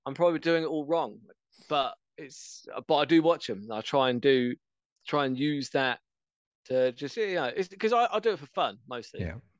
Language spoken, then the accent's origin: English; England, United Kingdom; I'm English.